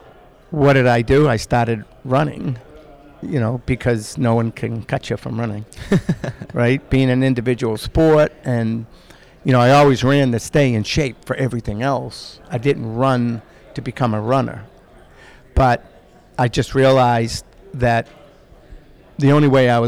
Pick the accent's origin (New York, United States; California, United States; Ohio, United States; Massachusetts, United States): Massachusetts, United States; Boston; growing up in Boston, it's a very sports frenzied community